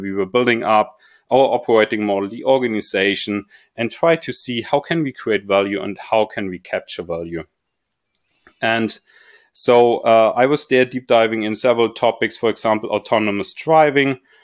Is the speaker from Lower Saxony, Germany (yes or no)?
no; Munich, Bavaria, Germany; I was growing up in Munich and, or close by Munich at least